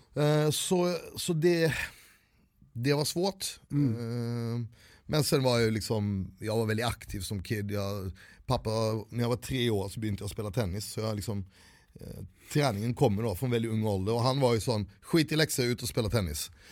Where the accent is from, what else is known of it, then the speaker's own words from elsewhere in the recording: Växjö, Kronoberg County, Sweden; also born or lived in India; vi, vi kom till en by som hette Växjö